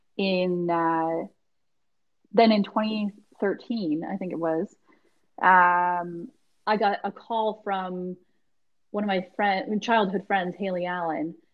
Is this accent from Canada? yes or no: yes; Halifax, Nova Scotia, Canada; born or raised there